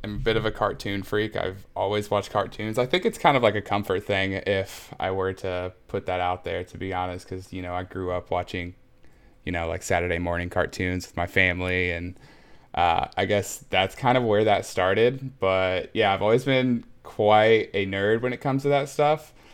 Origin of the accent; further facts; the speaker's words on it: Muncie, Indiana, United States; I was born and raised in Muncie, Indiana, which is a smallish town in Indiana uh, in the Midwest